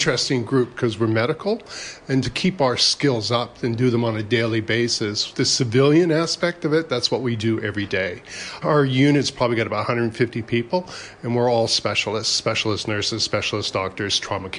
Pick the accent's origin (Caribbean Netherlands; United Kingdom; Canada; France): Canada; moved away as an adult; now in Brisbane, Australia; Yeah, I'm actually a Canadian by birth. I've been in Australia since 1994, at Christmas time.